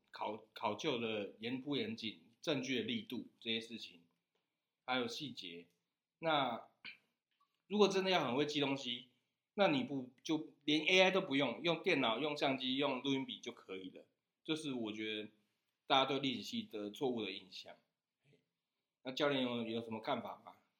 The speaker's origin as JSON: {"language": "Chinese", "town": "Yangmei", "region": "Taoyuan", "country": "Taiwan", "said": "我自己是杨梅客家人"}